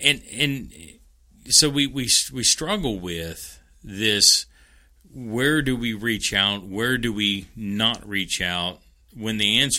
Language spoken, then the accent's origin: English; Kentucky, United States; I know even growing up in Central Kentucky, there was prayer